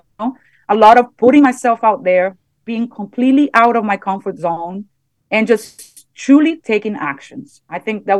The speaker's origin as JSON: {"language": "English", "country": "Brazil", "second_language": "English", "moved": "yes", "said": "I'm from middle class, you know, I'm from Brazil"}